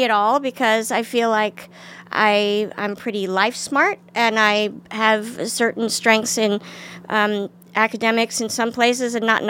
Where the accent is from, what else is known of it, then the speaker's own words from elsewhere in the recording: Washington, District of Columbia, United States; I think pockets of it, you know, but not where I lived. I live in a, of course, nice middle-class neighborhood, but I did take 3 city buses to school.